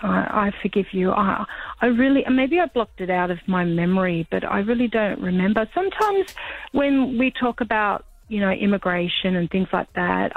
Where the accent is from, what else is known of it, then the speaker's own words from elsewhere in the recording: Australia; also born or lived in Slovenia; Because I grew up here, and I, as far as I know, I settled, you know, quite well. I was 2 years old when I came to Australia from Slovenia, so I don't remember it.